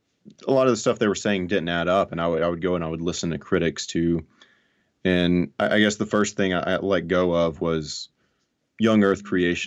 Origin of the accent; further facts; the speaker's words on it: Alabama, United States; So I grew up in North Alabama in a very fundamental conservative family.